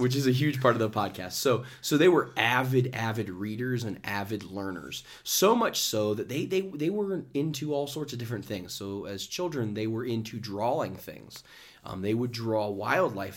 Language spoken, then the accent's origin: English; Dayton, Ohio, United States; Dayton, Ohio. Um, which is where Caleb and I are from. We're from, we're from Ohio